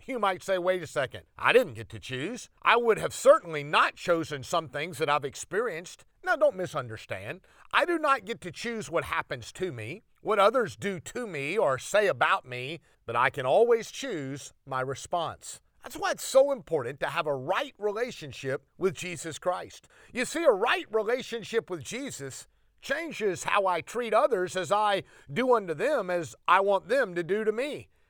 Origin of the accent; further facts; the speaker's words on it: United States; One of the great things about being an American is that I get to choose.